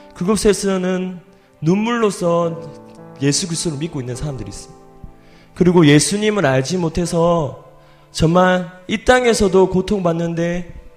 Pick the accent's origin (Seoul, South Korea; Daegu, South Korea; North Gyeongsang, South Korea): North Gyeongsang, South Korea; Cheongdo; 제가 경북 출신입니다. 예, 경북 청도 출신이고요.